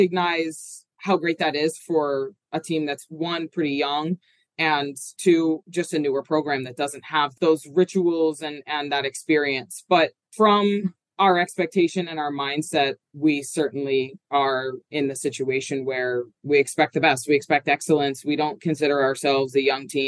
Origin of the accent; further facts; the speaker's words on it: Horsham, Pennsylvania, United States; I grew up in Horsham, you know, still live in my hometown